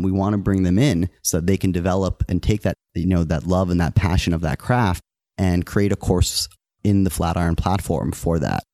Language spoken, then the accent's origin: English; New York, United States; also born or lived in Wisconsin; I grew up in New York and I, I, I loved the city and I knew I was gonna live there my whole life